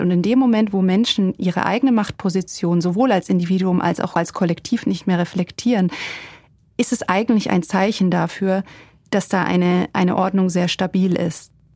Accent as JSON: {"language": "German", "country": "Germany", "said": "als Deutsche"}